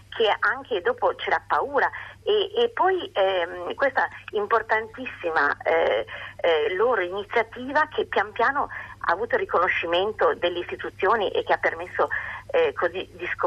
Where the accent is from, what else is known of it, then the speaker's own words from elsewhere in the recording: Bologna, Emilia-Romagna, Italy; io sono di Bologna